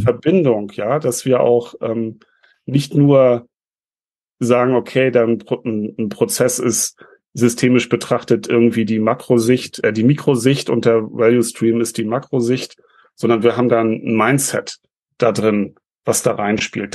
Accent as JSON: {"language": "German", "region": "Northern Germany", "country": "Germany", "said": "bei uns in Norddeutschland"}